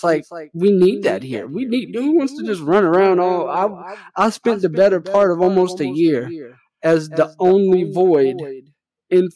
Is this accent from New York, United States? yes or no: no; New Orleans, Louisiana, United States; moved away; I'm originally from New Orleans